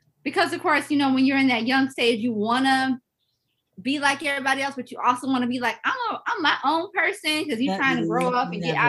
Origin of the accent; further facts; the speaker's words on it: St. Louis, Missouri, United States; I grew up in St. Louis, Missouri